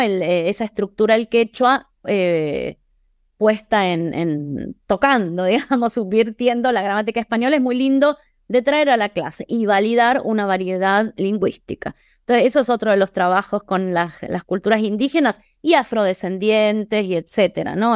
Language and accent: Spanish; Buenos Aires, Argentina; moved away as an adult; now in Boston, United States; soy argentina de Buenos Aires y vivo en Boston hace 23 años.